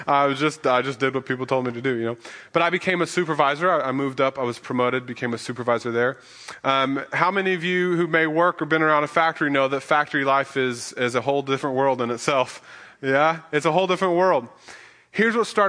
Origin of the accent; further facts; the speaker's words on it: Midwest, United States; moved away; We come from the Midwest, and if you hear an alarm, that means, or a siren, that means go run to the basement because there's a tornado